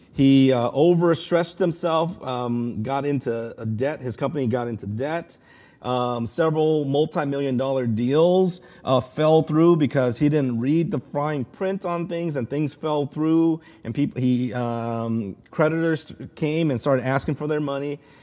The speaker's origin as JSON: {"language": "English", "town": "Los Angeles", "region": "California", "country": "United States", "tie": "born or raised there", "said": "my hometown school here at U C L"}